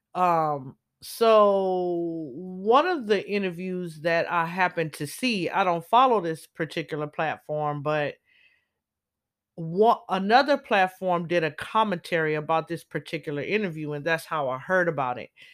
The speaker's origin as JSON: {"language": "English", "region": "Southern California", "country": "United States", "tie": "born or raised there", "also_born_or_lived": "Los Angeles", "said": "I'm born and raised in Cali all my life. Grew up all over Southern California"}